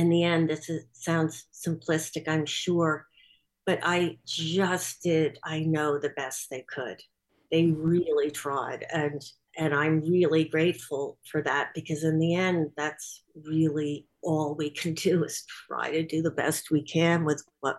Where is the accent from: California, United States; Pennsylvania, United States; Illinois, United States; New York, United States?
New York, United States; Bronxville; I was born in Bronxville